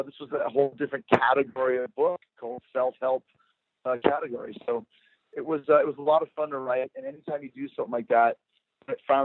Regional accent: Winnipeg, Manitoba, Canada; 16 years old, growing up in Winnipeg, Canada

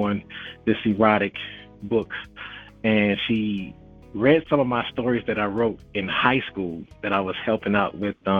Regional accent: Philadelphia, Pennsylvania, United States; moved away as an adult; now in Atlanta, United States; I'm from Philadelphia. I was born and raised on the north and the south side of the East Coast

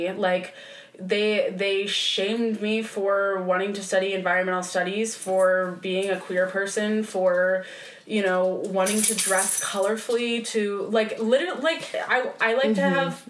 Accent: Midwest, United States; growing up in the Midwest and in a very religious part of the country, too, I was always told that different was wrong.

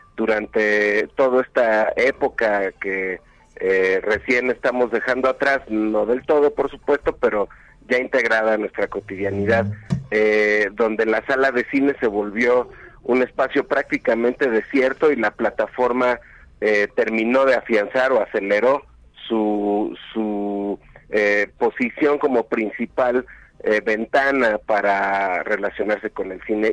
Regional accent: Mexico; reconocernos como mexicanas y mexicanos

